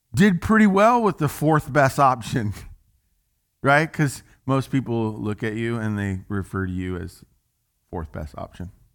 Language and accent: English; Little Rock, Arkansas, United States; as we would say in the South, 'cause I'm from Little Rock, Arkansas